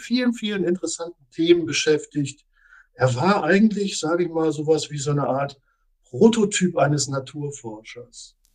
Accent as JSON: {"language": "German", "country": "Germany", "said": "bei uns in Deutschland"}